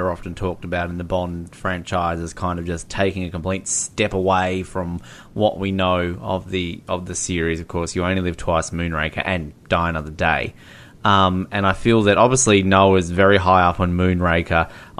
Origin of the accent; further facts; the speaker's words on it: India; I'm Indian. I'm happy to put my head up and say I'm a proud Indian